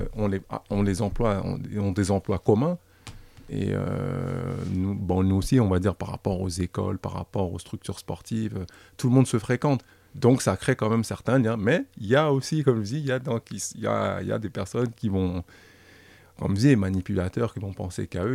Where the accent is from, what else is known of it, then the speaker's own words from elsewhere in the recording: Paris, Île-de-France, France; nous qui avons grandi dans le 19e, qui avons grandi dans le quartier